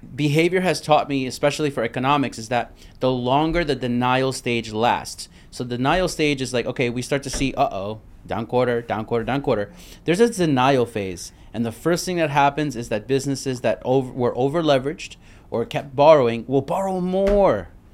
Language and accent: English; New York City, New York, United States; moved away; I'm from Brooklyn